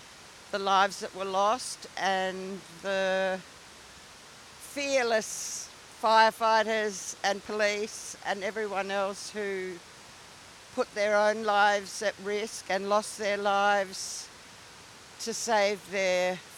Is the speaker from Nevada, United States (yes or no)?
no; Tennessee, United States; We're from Tennessee, and it was like the whole world just stopped turning.